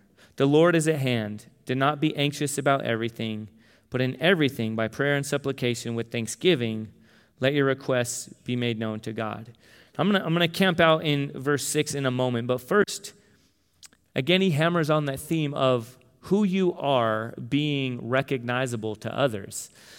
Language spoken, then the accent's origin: English; Tucson, Arizona, United States; But no, that we're from Tucson and we had U of A gear and all this stuff.